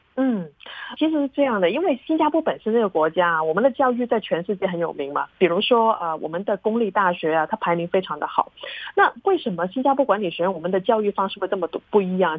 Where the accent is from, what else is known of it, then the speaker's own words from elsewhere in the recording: Hong Kong; also born or lived in Singapore; now in Taiwan; 我从小在香港长大